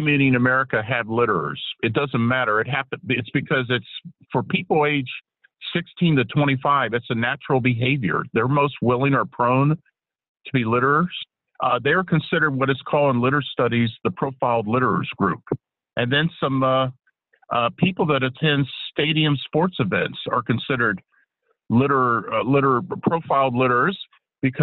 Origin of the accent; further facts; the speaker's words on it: Texas, United States; now in Washington, D.C., United States; my home state of Texas